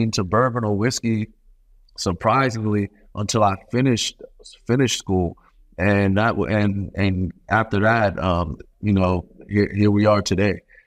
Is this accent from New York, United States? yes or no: yes; New York City, New York, United States; I'm from Brooklyn, New York